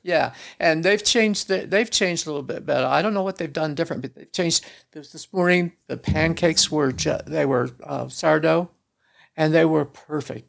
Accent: small town south of Kansas City, United States; moved away as an adult; now in Salt Lake City, United States; I was born in a small town south of Kansas City

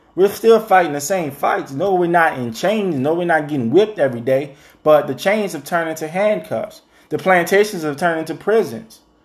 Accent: the South, United States; who were born and raised in the South

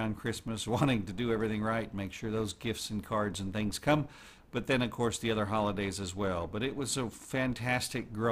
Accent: Oklahoma City, Oklahoma, United States; I was born in Oklahoma City

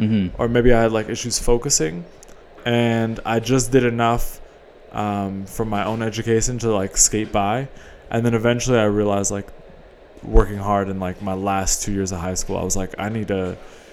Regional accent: New York City, New York, United States; moved away as an adult; also born or lived in Memphis; Born and raised, first 25 years of my life

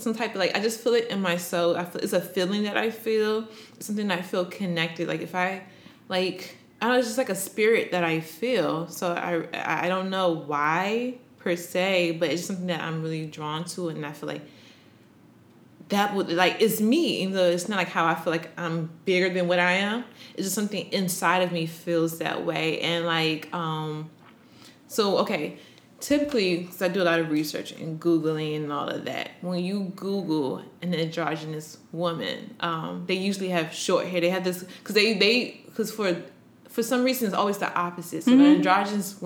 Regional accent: Maryland, United States; now in New York, United States; I'm from Maryland, the DMV area

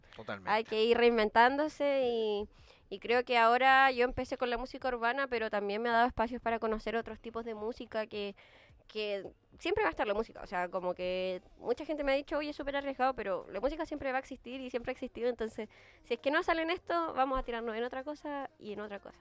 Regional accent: Antofagasta, Chile; moved away as an adult; now in Santiago, Chile; Yo soy de Antofagasta

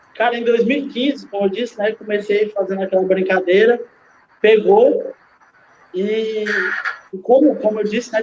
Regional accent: Pacoti, Ceará, Brazil; moved away as an adult; now in Quixadá, Brazil; sou de Pacuti, sou de Pacuti, saí de Pacuti com 20 anos de idade

